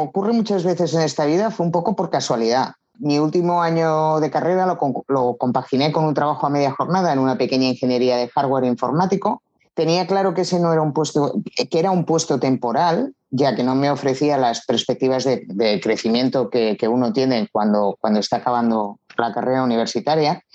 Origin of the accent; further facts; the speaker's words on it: Barcelona, Catalonia, Spain; tengo 53 años y soy natural de Barcelona